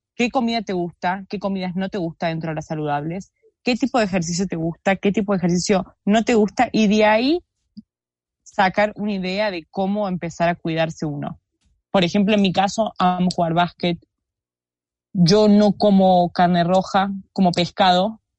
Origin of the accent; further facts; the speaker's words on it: Argentina; soy argentina